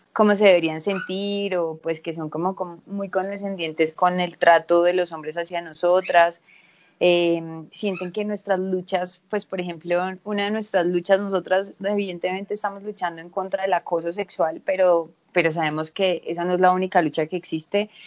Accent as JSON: {"language": "Spanish", "town": "Medellín", "region": "Antioquia", "country": "Colombia", "also_born_or_lived": "Spain", "said": "yo soy de Medellín"}